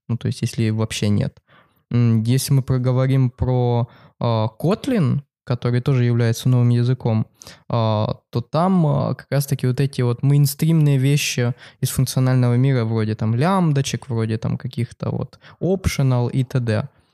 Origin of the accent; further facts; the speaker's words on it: Kharkiv, Kharkiv Oblast, Ukraine; она проходит в моем родном городе. Это Харьков